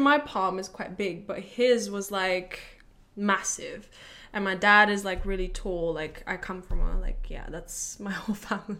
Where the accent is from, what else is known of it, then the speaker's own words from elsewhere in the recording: Latvia; moved away as an adult; now in London, United Kingdom; I'm from Latvia